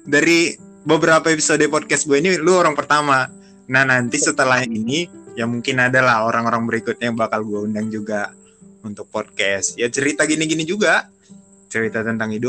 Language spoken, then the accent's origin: Indonesian; Medan, North Sumatra, Indonesia; now in Jakarta, Indonesia; karena gue datang dari Medan dari kampung datang ke Jakarta merantau